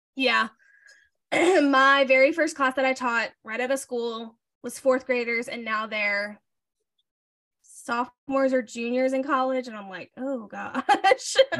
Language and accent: English; Alabama, United States; moved away as an adult; now in Nashville, United States; I grew up in Alabama.